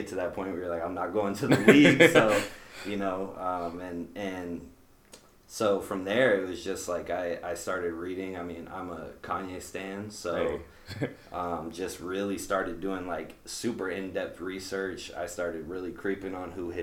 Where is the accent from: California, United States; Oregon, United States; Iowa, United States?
Iowa, United States; Des Moines; South side of Des Moines. Born and raised here